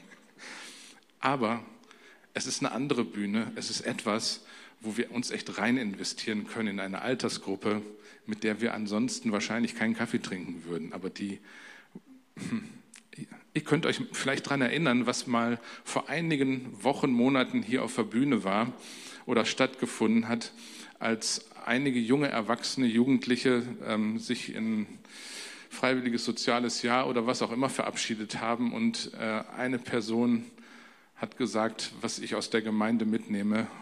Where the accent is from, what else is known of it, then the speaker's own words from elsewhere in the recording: Germany; wie man so als typischer Deutscher in einer typisch deutschen Familie groß werden kann